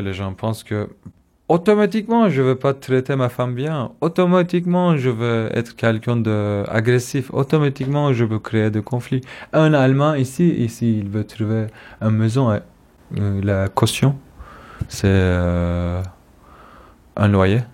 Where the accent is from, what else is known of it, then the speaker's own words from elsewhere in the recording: Istanbul, Turkey; French is a second language; moved away as an adult; now in Stuttgart, Germany; je suis kurde d'Istanbul